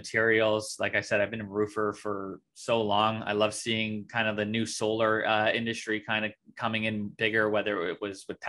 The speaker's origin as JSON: {"language": "English", "region": "Ontario", "country": "Canada", "said": "I'm from Ontario, Canada."}